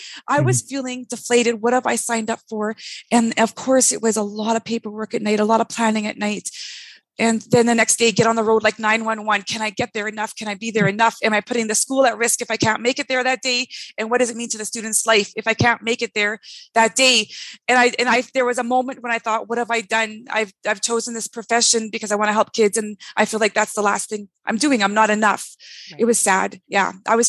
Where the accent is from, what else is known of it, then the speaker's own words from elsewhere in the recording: Canada; also born or lived in California; journey took me on the map to California, where I also experienced all those settings. And finally, I'm from Canada. It was time to come home. So I moved to Ontario, and that's where we launched Tiny Eye.